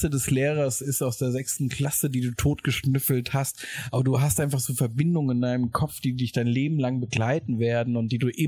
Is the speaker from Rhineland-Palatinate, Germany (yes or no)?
yes; Mainz, Rhineland-Palatinate, Germany; das ist so ein bisschen halt irgendwie Mainz, meine Heimat.